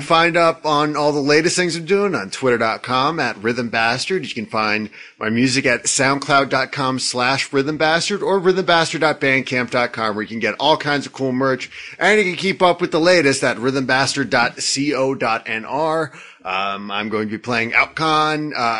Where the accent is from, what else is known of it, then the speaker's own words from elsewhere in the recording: Atlanta, Georgia, United States; Yeah. I'm from Atlanta.